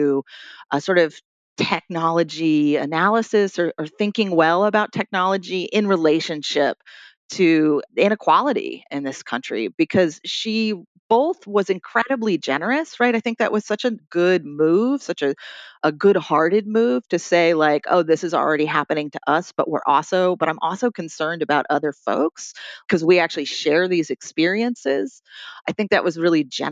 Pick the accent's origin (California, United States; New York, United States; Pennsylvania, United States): New York, United States; Troy; here in my hometown of Troy, New York